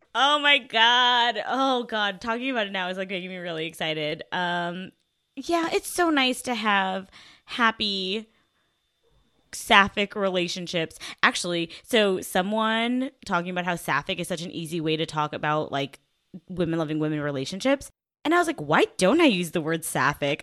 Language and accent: English; the South, United States; I'm from the South